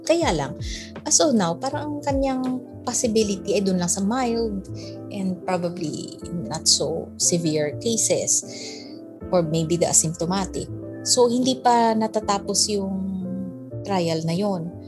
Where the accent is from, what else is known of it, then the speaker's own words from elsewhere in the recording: Ilonggo, Western Visayas, Philippines; moved away; Ilonggo kasi ako eh.